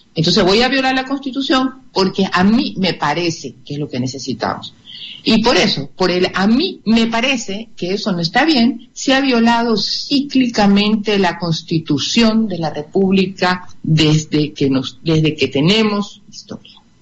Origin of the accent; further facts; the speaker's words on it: Guayaquil, Guayas, Ecuador; como guayaquileños y como ecuatorianos